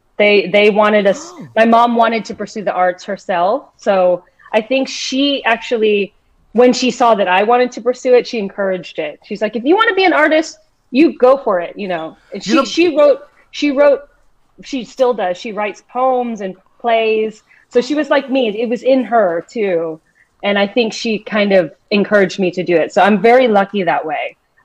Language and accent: English; Texas, United States; also born or lived in Philippines; now in Brooklyn, United States; I was very small when we came. I was probably, 2 or 3 when we came here. And so they didn't, you know, I spoke a little bit of Tagalog when I was a little baby, but we had really wanted to assimilate because we ended up in this small Texas town